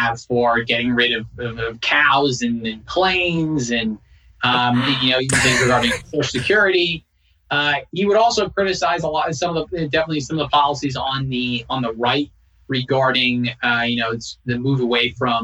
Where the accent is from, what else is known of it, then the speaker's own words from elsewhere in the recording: New Jersey, United States; moved away; I'm from New Jersey, so not that far away